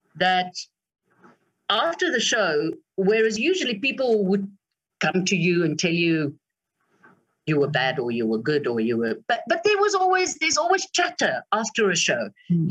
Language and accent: English; South Africa; as a South African